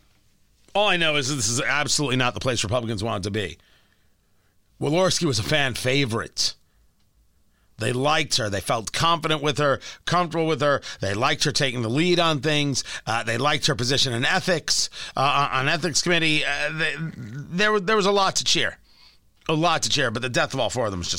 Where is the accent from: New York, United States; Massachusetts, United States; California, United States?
New York, United States; around; moved away; I've taken the subway numerous times in my growing up around New York and going there as an adult.